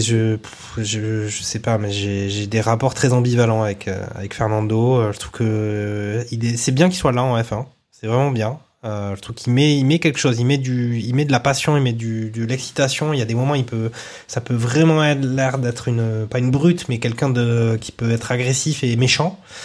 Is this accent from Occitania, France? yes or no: yes; Toulouse, Occitania, France; quand on est toulousain